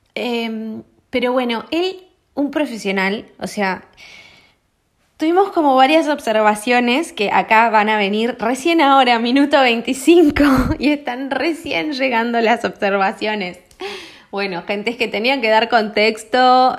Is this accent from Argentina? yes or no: yes; Argentina; los argentinos en ese sentido somos